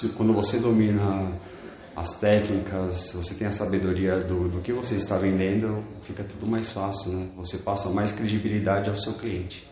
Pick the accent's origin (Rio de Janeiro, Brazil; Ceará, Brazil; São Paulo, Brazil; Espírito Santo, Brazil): São Paulo, Brazil; Mauá; eu sou de Mauá, né? Criado em Mauá